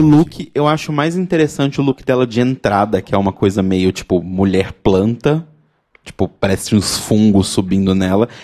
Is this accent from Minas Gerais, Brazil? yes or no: yes; Belo Horizonte, Minas Gerais, Brazil; Belo Horizonte, minha cidade natal